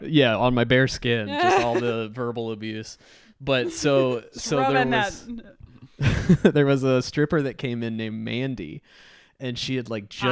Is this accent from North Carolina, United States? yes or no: yes; North Carolina, United States; from North Carolina